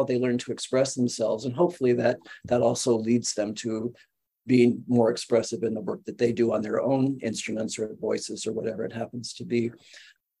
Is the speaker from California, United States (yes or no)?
yes; Southern California, United States; moved away; we're from Southern California